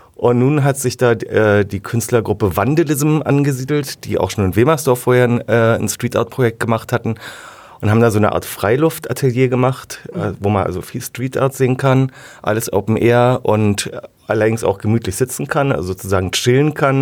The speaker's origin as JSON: {"language": "German", "region": "Berlin", "country": "Germany", "also_born_or_lived": "Wilmersdorf, Berlin", "said": "also ich komme ja ursprünglich aus Zehlendorf"}